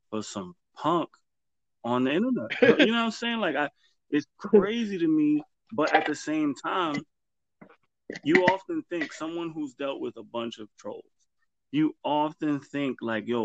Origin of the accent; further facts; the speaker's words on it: New York, United States; But if I say I'm from the Bronx, they know that already.